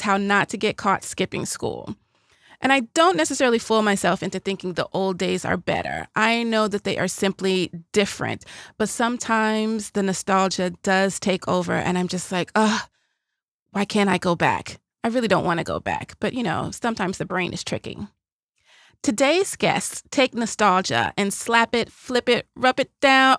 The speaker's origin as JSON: {"language": "English", "region": "the South", "country": "United States", "said": "I'm from the South"}